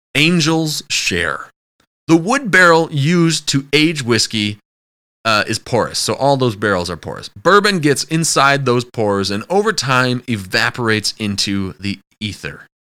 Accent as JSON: {"language": "English", "region": "Wisconsin", "country": "United States", "said": "I'm from Wisconsin"}